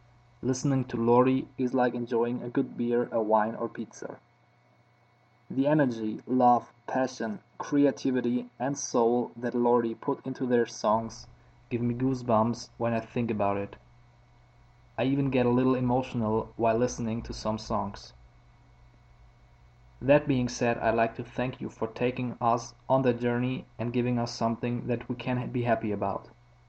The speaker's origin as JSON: {"language": "English", "town": "Koblenz", "region": "Rhineland-Palatinate", "country": "Germany", "second_language": "English", "said": "I'm from Koblenz, Germany."}